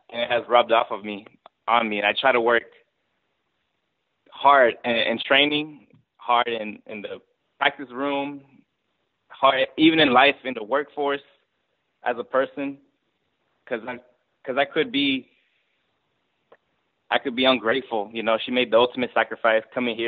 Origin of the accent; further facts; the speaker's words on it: Georgia, United States; I was born in Georgia. But both my parents came from Mexico.